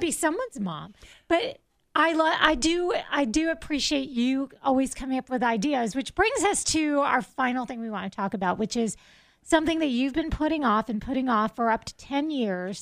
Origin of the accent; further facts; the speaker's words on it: South Florida, United States; I'm a city girl. I grew up in South Florida.